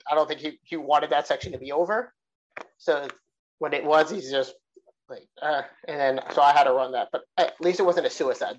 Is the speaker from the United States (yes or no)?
yes; New York City, New York, United States; moved away; we're back in New York City, my hometown. You know, I have friends in the area